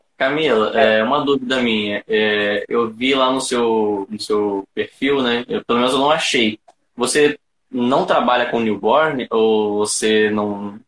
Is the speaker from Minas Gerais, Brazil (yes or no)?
no; interior of Rio de Janeiro state, Brazil; Eu sou de uma cidade que não é a capital, eu sou do interior do estado do Rio